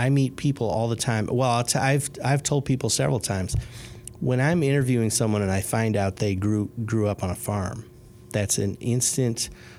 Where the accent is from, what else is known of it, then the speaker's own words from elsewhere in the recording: Chicago, Illinois, United States; now in Indianapolis, United States; So I did not grow up in a small town. I grew up in Chicago, the antithesis of a small town.